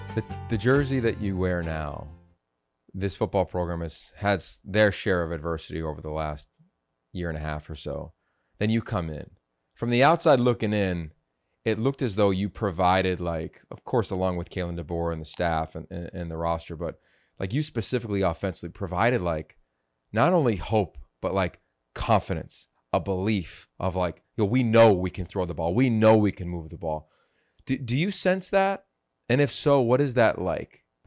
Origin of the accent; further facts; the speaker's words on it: Pennsylvania, United States; I grew up in Pennsylvania